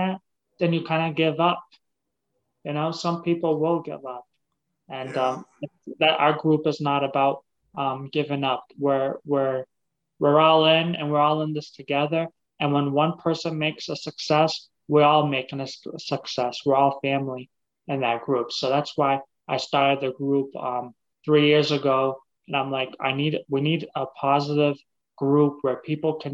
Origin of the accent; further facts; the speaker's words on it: Massachusetts, United States; now in Florida, United States; I'm originally from Massachusetts